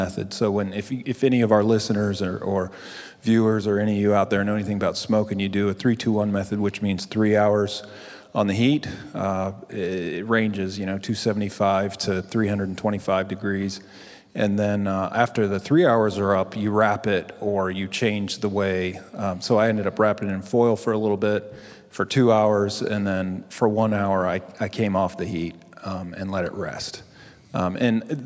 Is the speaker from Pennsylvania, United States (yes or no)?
yes; Philadelphia, Pennsylvania, United States; moved away as an adult; now in North Carolina, United States; I'm from Philly